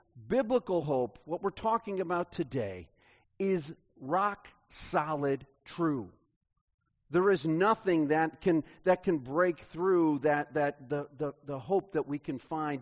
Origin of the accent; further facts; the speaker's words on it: Kansas City, United States; I grew up in Kansas City